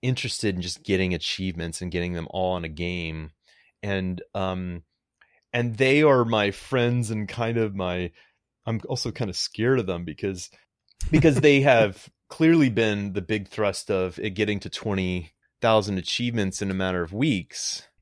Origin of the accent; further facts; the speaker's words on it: Greenville, North Carolina, United States; moved away; was born in Greenville, North Carolina.